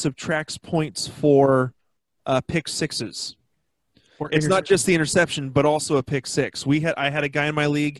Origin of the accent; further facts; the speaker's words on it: Seattle, Washington, United States; We're born and raised in Seattle